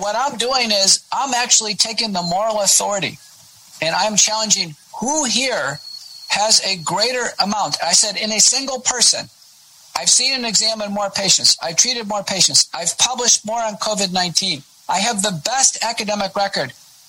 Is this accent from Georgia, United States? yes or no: no; Texas, United States; accent: Texan; also born or lived in Buffalo, New York; Yeah, I am. I grew up here as a kid.